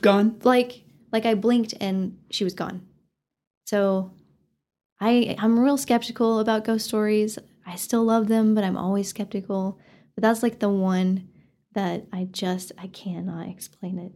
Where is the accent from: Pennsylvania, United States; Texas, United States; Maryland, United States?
Texas, United States; Canyon; I grew up in Canyon